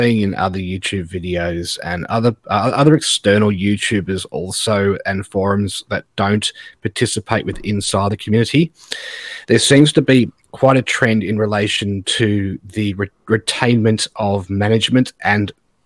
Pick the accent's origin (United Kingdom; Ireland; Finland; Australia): Australia; I'm Australian